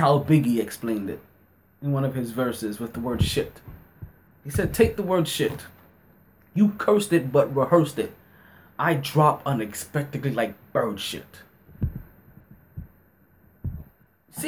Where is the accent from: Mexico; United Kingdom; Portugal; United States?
United States; New York City, New York; I'm a soldier. I'm from Brooklyn.